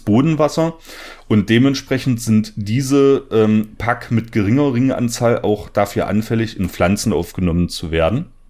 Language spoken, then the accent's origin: German; southern Saxony-Anhalt, Germany; in der Gegend, wo ich herkomme. Ich komme aus der schönen Dübener Heide ähm, im südlichen Sachsen-Anhalt